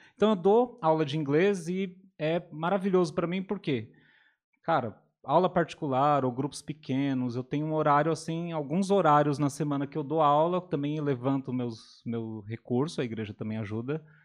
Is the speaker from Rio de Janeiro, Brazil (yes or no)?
no; São Paulo, Brazil; now in Atibaia, Brazil; venho de São Paulo, capital